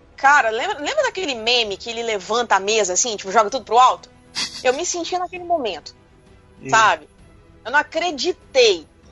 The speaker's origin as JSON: {"language": "Portuguese", "country": "Brazil", "said": "eu sou brasileira"}